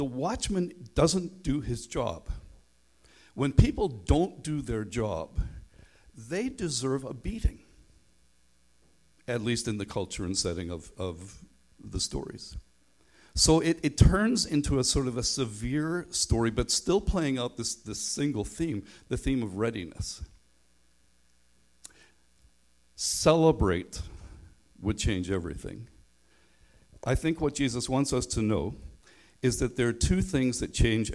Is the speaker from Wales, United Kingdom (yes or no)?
no; Northern Ireland, United Kingdom; now in Canada; I grew up in Northern Ireland, and I went to school away from home, so nobody knew I was a Christian